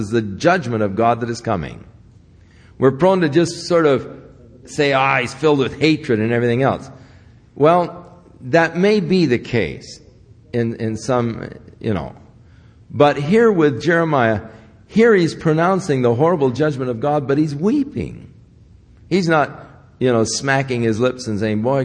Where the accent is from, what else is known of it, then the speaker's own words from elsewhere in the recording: United States; I'm from the U.S.